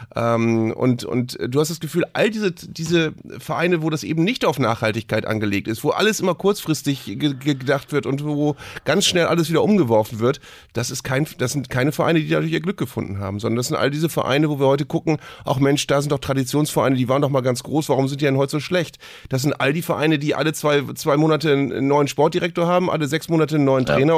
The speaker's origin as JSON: {"language": "German", "region": "Bremen", "country": "Germany", "said": "ich bin hier als Bremer"}